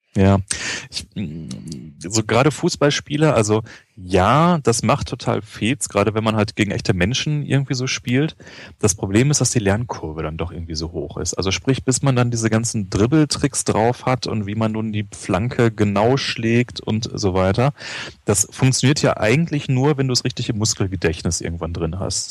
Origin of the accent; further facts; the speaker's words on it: Ruhr area, North Rhine-Westphalia, Germany; also born or lived in Göttingen; now in Berlin, Germany; Ich komme ja aus dem Ruhrpott